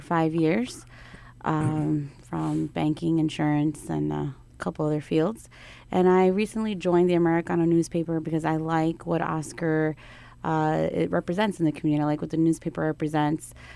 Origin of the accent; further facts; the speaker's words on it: Newark, New Jersey, United States; I'm Ecuadorian by blood, but born right here in Newark, born and raised in Newark, New Jersey